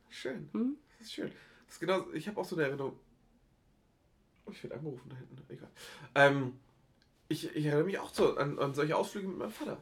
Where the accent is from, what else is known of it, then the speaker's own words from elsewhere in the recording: Geesthacht, Schleswig-Holstein, Germany; meine, meine Heimat